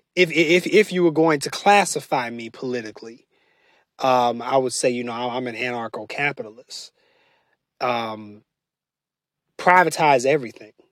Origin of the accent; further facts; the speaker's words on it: United States; as American citizens